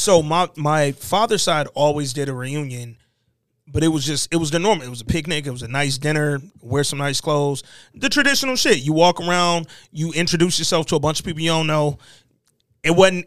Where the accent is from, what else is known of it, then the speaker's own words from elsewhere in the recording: Detroit, Michigan, United States; moved away; also born or lived in Birmingham / Atlanta; I was born in Birmingham. Detroit raised me, but Atlanta made me